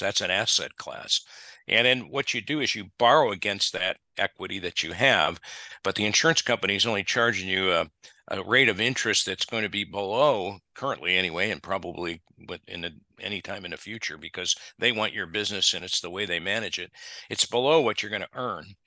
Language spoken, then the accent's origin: English; Ohio, United States; moved away as an adult; now in Texas, United States; I grew up in the Midwest, as my wife did. We grew up in Ohio and Michigan, respectively